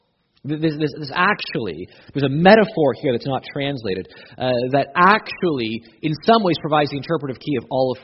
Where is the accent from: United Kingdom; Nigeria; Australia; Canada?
Canada; we're Canadian